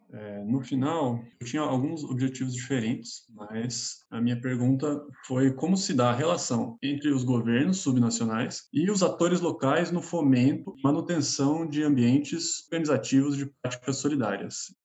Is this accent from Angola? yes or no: no; Brazil; moved away as an adult; now in São Paulo, Brazil; sou do interior, na verdade, não sou de São Paulo